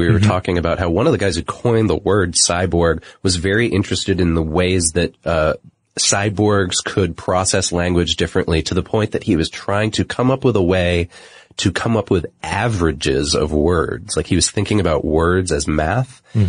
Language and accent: English; Pakistan; I'm from Pakistan, and I would like to assure you that acid burning is not socially acceptable there.